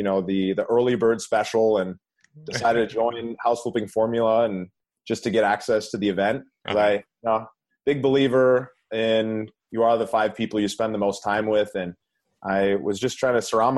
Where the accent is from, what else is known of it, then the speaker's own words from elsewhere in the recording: Minnesota, United States; now in Southern California, United States; I grew up in Minnesota